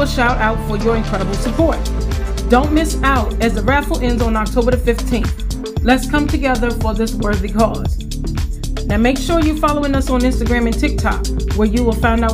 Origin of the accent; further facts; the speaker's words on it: Farmville, Virginia, United States; moved away; Today I am at my hometown of Farmville, Virginia, taking care of my mom for the next 3 weeks